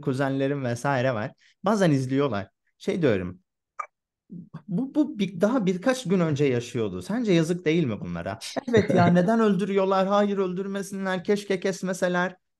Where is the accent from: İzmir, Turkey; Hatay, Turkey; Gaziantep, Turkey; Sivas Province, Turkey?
Hatay, Turkey; ben Hatay'da büyüdüm